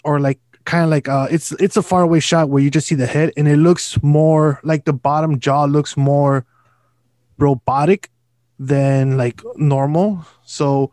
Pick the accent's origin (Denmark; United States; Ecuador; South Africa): United States; as an American